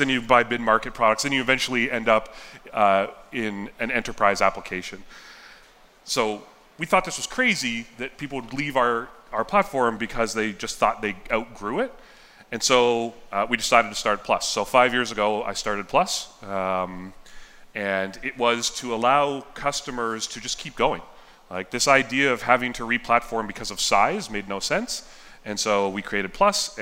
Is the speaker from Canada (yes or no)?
yes; Yellowknife, Northwest Territories, Canada; also born or lived in Southern California, United States; I was born in California, and when I was three, we moved to Yellowknife